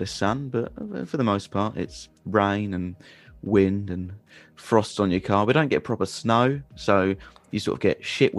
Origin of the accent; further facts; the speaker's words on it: South of England, United Kingdom; I'm from the south of England. So, that's where I've been born. That's where I've been bred. That's where I've been raised. Haven't really ventured any further than that.